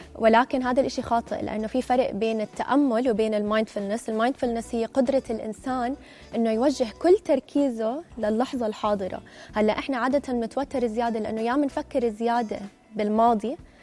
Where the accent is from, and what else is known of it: Jordan